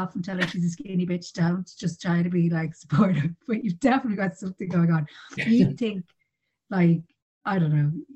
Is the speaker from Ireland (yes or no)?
yes; Ireland; we're the Irish family